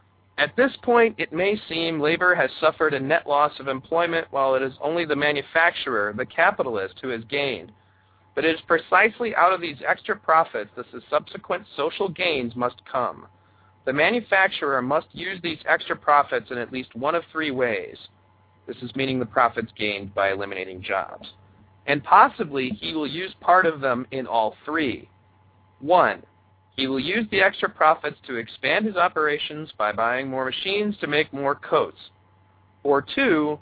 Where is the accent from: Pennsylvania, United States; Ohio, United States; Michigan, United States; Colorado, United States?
Michigan, United States; my home state of Michigan